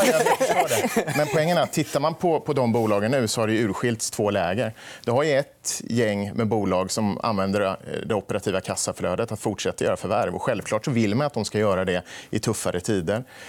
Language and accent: Swedish; Småland, Sweden; vi kommer ju båda från Småland